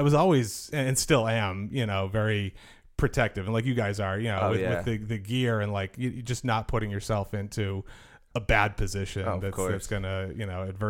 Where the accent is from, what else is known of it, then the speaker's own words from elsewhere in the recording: Milton, Massachusetts, United States; So I grew up in Milton, Massachusetts, just south of Boston.